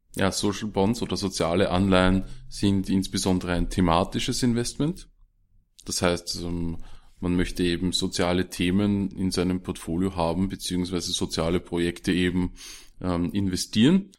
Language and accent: German; Austria; bei uns in Österreich